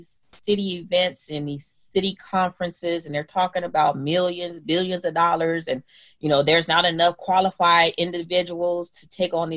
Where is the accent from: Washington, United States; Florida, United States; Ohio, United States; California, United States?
California, United States; I am a Cali gal, and I grew up somewhat everywhere in California, West LA, South Central, Culver City, just all over